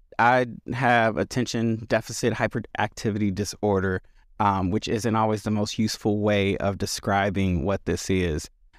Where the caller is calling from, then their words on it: Chicago, Illinois, United States; My pronouns are he, him, and I am joining from Chicago, where I serve in a few roles.